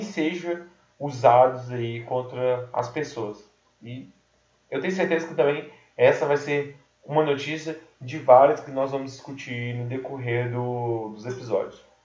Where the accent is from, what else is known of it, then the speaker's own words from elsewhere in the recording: Brazil; eu nasci no Brasil